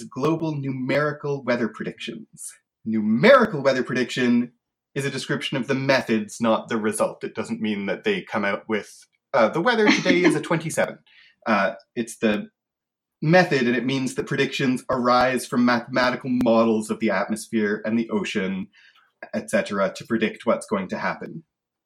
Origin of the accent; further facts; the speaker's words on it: Canada; As a Canadian, I grew up in the part of Canada where there was a lot of French